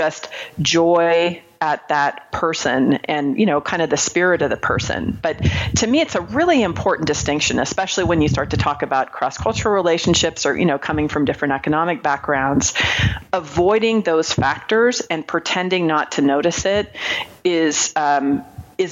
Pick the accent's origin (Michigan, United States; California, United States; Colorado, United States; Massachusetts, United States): California, United States; Marin County; moved away; I grew up in Marin County, California